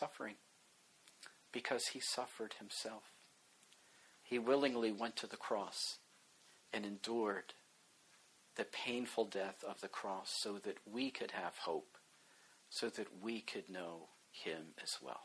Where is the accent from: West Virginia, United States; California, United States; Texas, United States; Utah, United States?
West Virginia, United States; also born or lived in Baltimore, Maryland; I grew up in West Virginia. Both of my parents were from there